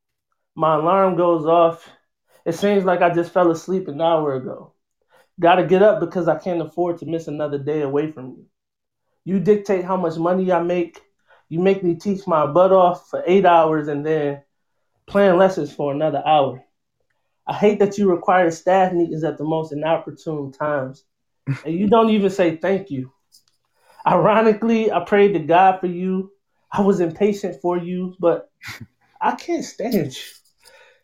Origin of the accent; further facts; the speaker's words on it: Detroit, Michigan, United States; moved away as an adult; now in Baltimore, United States; I'm originally from Detroit, Michigan. Born and raised